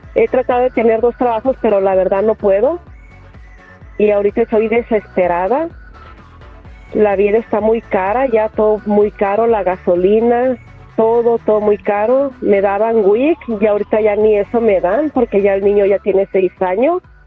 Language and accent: Spanish; Puebla, Mexico; now in Los Angeles, United States; yo soy de Puebla, no tengo familia aquí